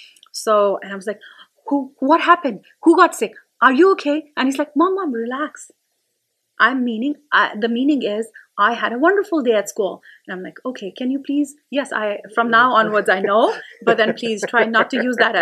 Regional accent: India; moved away; I'm still an Indian parent.

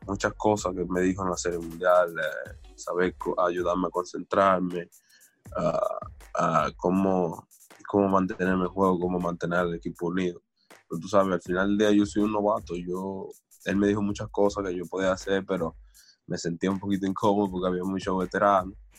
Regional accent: Dominican Republic; somos dominicanos, sabemos dónde venimos

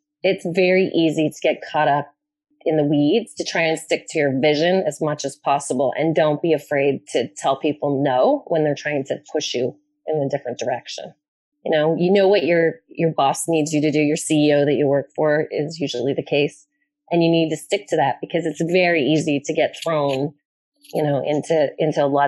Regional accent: Toronto, Ontario, Canada; moved away as an adult; now in New York, United States; I'm from Toronto

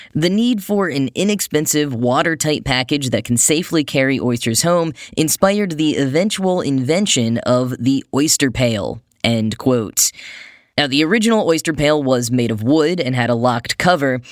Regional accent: Texas, United States; my hometown in Texas

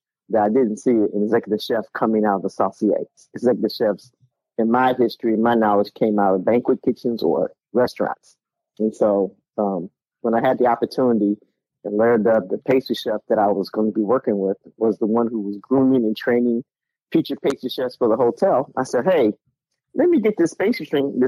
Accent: Chicago, Illinois, United States; moved away as an adult; now in Charleston, United States; I am born and raised in Chicago. I live in Charleston, South Carolina

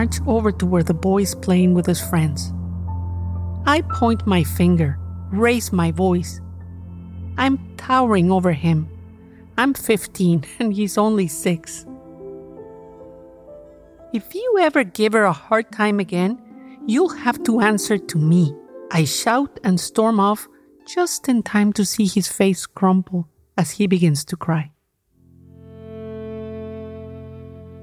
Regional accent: Cuernavaca, Morelos, Mexico; My hometown of Cuernavaca, Mexico

